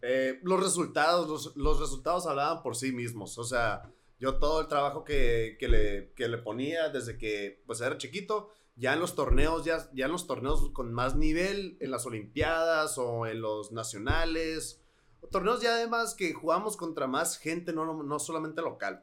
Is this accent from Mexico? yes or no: yes; Hermosillo, Sonora, Mexico; cuando nos mudamos, vivíamos en Misión del Sol. Y cuando nos mudamos a Centenario